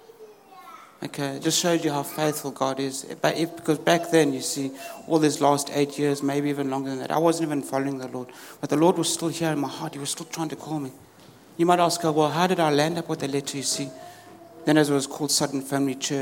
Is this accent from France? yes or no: no; South Africa; moved away as an adult; now in United Kingdom; I was born in South Africa, and I've been here in the UK just over 10 years now.